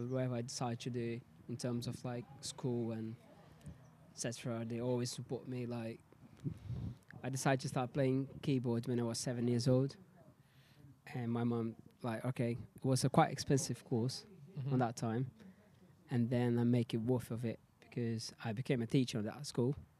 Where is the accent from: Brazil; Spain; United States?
Brazil; Like, I know what people say about Brazil, how dangerous it is and stuff, but I had a great moment